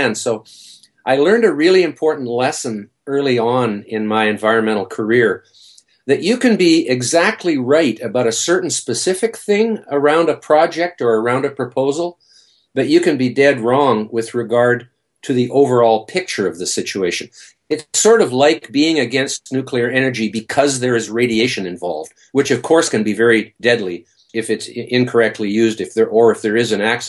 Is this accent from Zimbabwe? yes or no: no; northwest tip of Vancouver Island, British Columbia, Canada; now in Vancouver, Canada; I'm from Vancouver